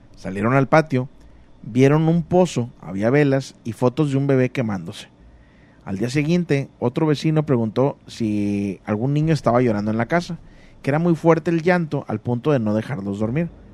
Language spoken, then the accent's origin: Spanish; State of Mexico, Mexico; del Estado de México